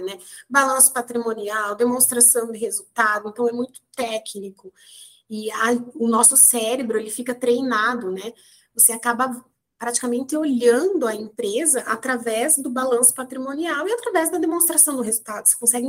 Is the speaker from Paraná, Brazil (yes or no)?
yes; Maringá, Paraná, Brazil; moved away as an adult; also born or lived in Curitiba; surgiu a oportunidade de eu estar mudando da minha cidade natal, que é Maringá, no norte do Paraná